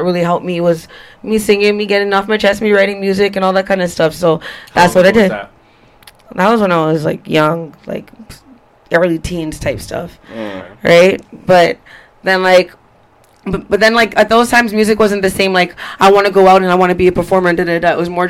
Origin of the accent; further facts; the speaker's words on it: Toronto, Ontario, Canada; also born or lived in Ajax; The T.O. One of a kind. Okay, I live by Vaughn in Oakland. That's where I was repping.